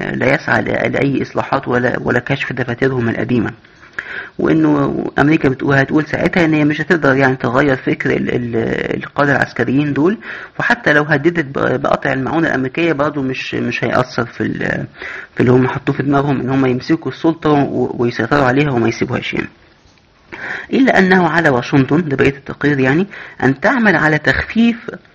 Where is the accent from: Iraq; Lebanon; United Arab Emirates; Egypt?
Egypt; عندنا في مصر